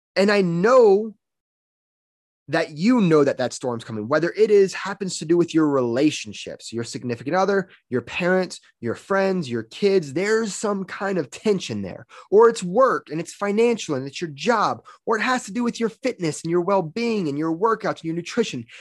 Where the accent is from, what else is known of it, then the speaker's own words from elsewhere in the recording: Louisiana, United States; now in Colorado, United States; I'm from Louisiana.